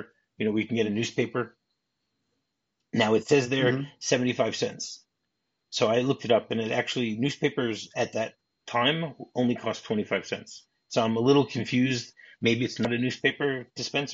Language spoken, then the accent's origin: English; Midwest, United States; I'm from the Midwest